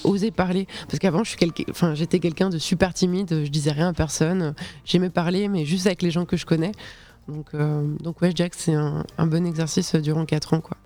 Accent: Switzerland; je suis de Suisse, j'étais au, cycle, donc c'est l'équivalent du collège

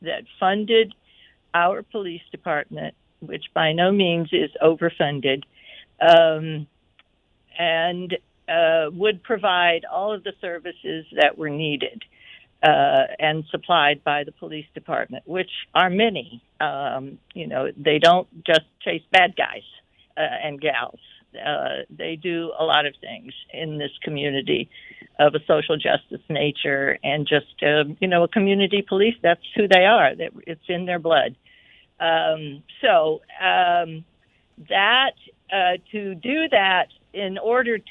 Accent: the South, United States; you and I were raised in the South

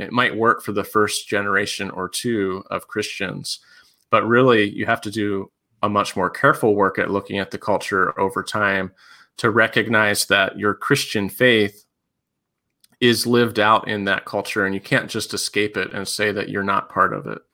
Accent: Pennsylvania, United States; also born or lived in Colorado / Tennessee / Georgia / Kentucky; now in Indiana, United States; I grew up in Pennsylvania

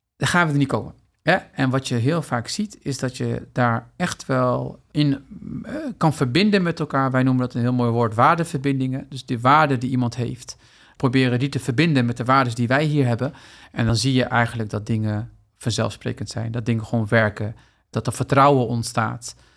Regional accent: Netherlands; ik ben hier opgegroeid in Nederland

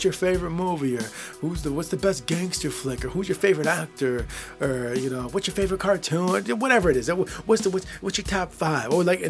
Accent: Michigan, United States; born or raised there

